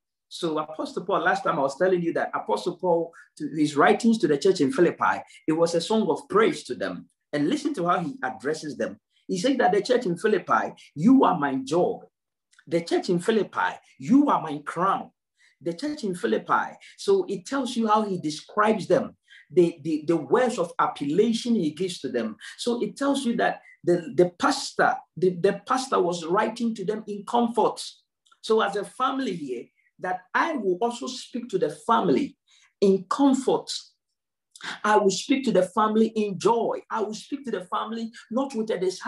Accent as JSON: {"language": "English", "country": "Ghana", "moved": "yes", "lives_now": "United Kingdom", "said": "If you look at me, Ghanaian, it doesn't matter how I try to preach a British accent, it will not work"}